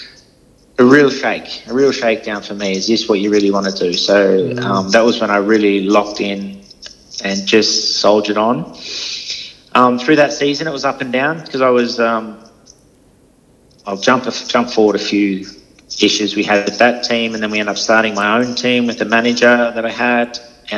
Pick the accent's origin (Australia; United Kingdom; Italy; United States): Australia; I'm from Australia